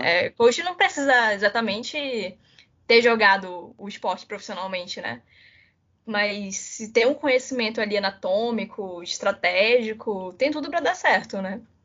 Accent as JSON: {"language": "Portuguese", "town": "Manaus", "region": "Amazonas", "country": "Brazil", "said": "eu sou de Manaus"}